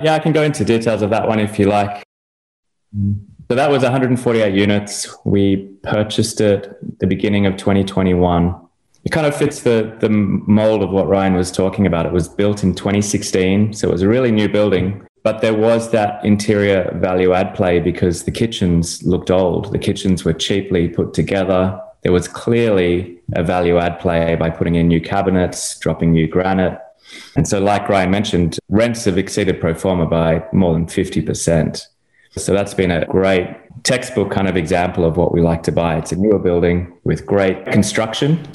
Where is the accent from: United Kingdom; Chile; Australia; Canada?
Australia; now in Miami, United States; I'm from Australia originally